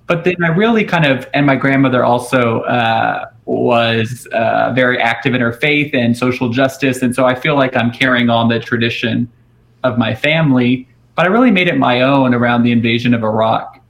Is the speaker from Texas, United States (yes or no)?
yes; Houston, Texas, United States; a fellow Texas Methodist, I grew up in Houston